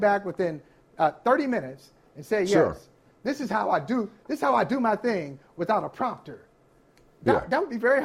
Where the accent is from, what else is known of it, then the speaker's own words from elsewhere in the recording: Ohio, United States; I grew up in the great state of Ohio.